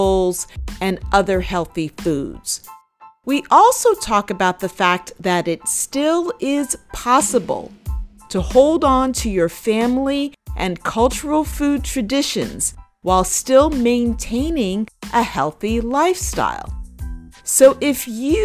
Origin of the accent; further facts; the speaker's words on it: New York City, New York, United States; I grew up outside of Co-op City, so I'm from the Valley